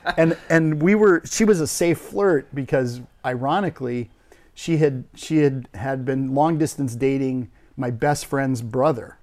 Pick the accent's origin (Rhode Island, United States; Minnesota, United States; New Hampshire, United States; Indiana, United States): Minnesota, United States; Crookston; moved away as an adult; I grew up in a, a, an idyllic, uh, family in northern Minnesota in a little agriculture community called Crookston, Minnesota